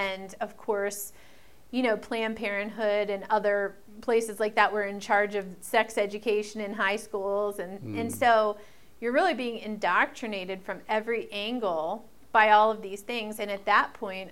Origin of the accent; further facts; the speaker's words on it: Maryland, United States; I'm from Maryland, so we would play in Baltimore, clubs in Baltimore, clubs in D.C.